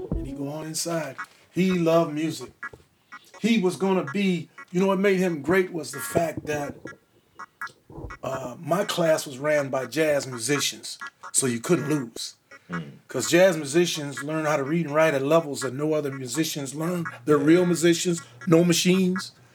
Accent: Missouri, United States; moved away; I chose Kansas City not only because it was my home state

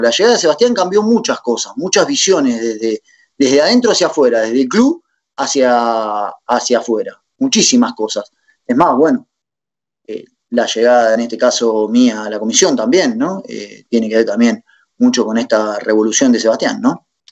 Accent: La Plata, Buenos Aires Province, Argentina; now in Punta Lara, Argentina; ahora vivo en Punta Lara, eh, soy legendario de la República de los Hornos

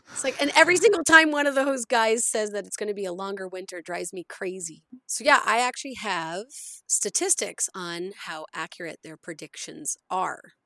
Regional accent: Nova Scotia, Canada; now in Alberta, Canada; I grew up following along in Shubenacadie, Nova Scotia

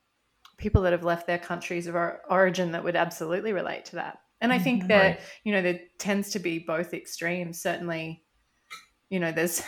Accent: Australia; moved away as an adult; also born or lived in France; I look very Australian

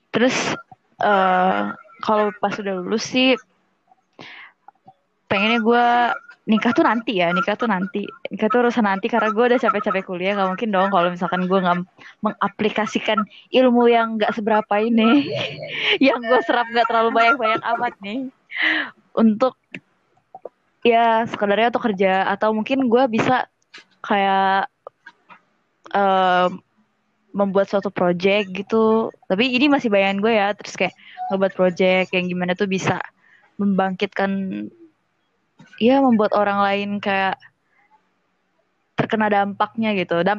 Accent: Bandar Lampung, Lampung, Indonesia; now in Palembang, Indonesia; Sekarang udah semester 5 dan kebetulan gue asal dari Bandar Lampung.

